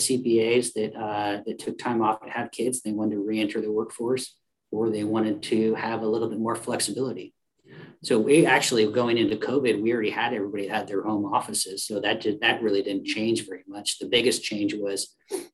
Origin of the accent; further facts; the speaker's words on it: Oregon, United States; we're from Oregon, so we love the outdoors